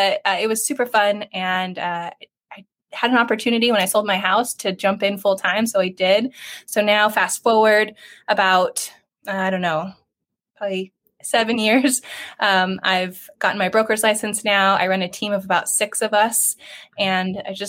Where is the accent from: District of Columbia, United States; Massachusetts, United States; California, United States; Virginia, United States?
California, United States; San Diego County; I grew up locally here in San Diego County, and I graduated